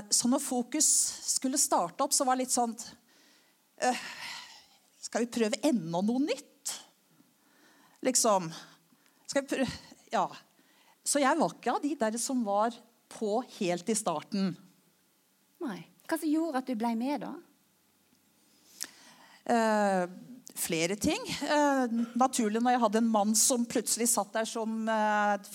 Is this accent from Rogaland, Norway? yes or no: yes; Klepp, Rogaland, Norway; Ehm, selv om eh, dialekta mi ikke tyder på det, så har jeg gått både på Kleppe skole og Kleppe ungdomsskole osv.